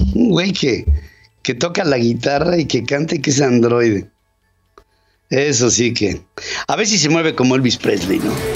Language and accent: Spanish; Mexico